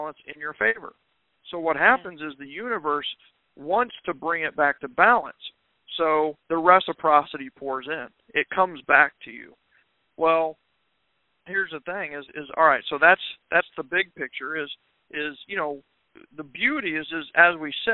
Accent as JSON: {"language": "English", "region": "Kansas", "country": "United States", "moved": "yes", "said": "I'm from Kansas originally"}